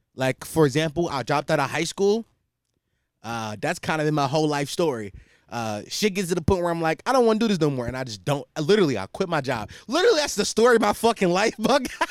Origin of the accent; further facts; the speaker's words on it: Philadelphia, Pennsylvania, United States; especially in this city where I'm from, like, I'm from Philadelphia.